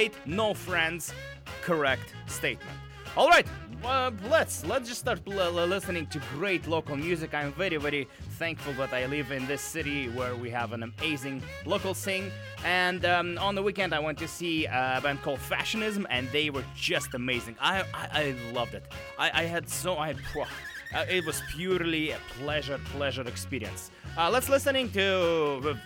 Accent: Russia; now in Vancouver, Canada; I'm from Russia as well

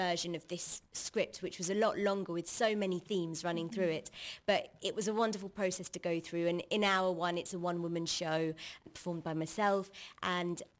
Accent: London, United Kingdom; I'm from London, UK

